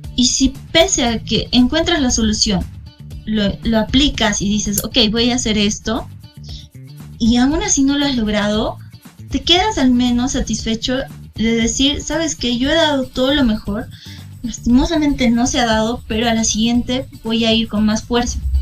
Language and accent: Spanish; Bolivia; also born or lived in Moscow, Russia